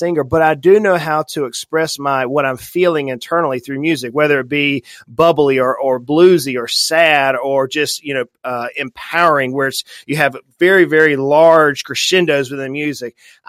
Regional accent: St. Simons Island, Georgia, United States; I grew up in the South, very deep South on the ocean. And we have a cemetery there on St. Simon's Island, Georgia

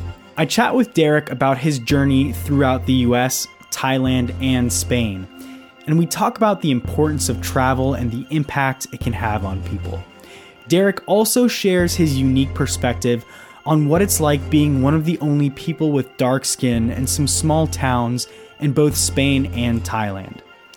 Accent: Orlando, Florida, United States; I'm actually from Orlando.

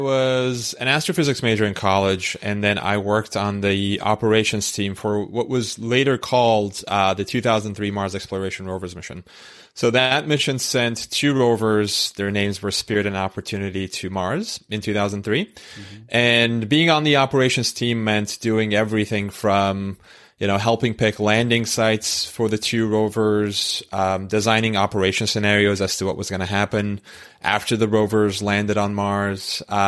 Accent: Istanbul, Turkey; moved away; I was, born and raised in Istanbul

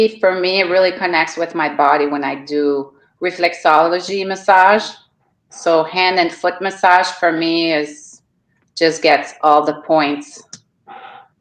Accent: Canada; moved away as an adult; now in Florida, United States; I'm from Canada

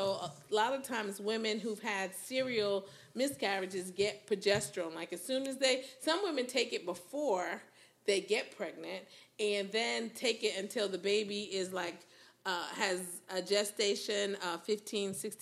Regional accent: New Haven, Connecticut, United States; moved away as an adult; now in Houston, United States; I'm from New Haven, where there's Yale

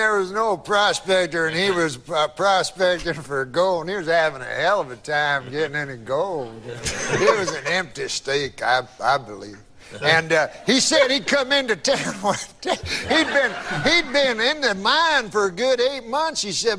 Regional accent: Scotland, United Kingdom; I'm Scottish. I'm a Scot.

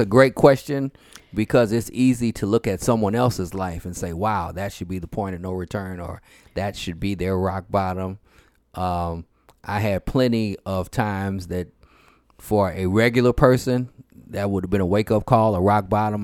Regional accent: St. Louis, Missouri, United States; I'm from Saint Louis, Missouri

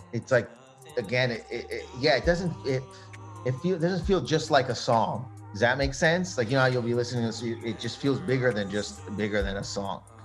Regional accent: Canada; we're all Canadian

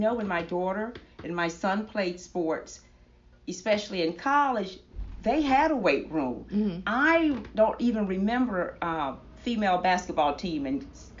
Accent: the South, United States; I grew up in the South.

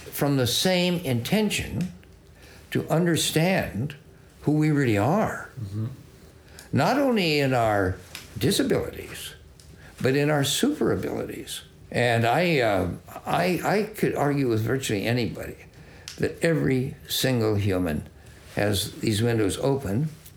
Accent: Salinas, California, United States; I grew up with him in Salinas, Glen Albaugh, and he and I were on the Salinas High golf team

